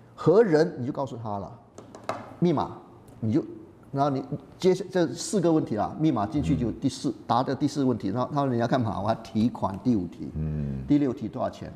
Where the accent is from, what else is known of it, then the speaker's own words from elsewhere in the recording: Malaysia; moved away as an adult; also born or lived in United Kingdom / United States / Singapore; now in Taiwan; 我在马来西亚长大了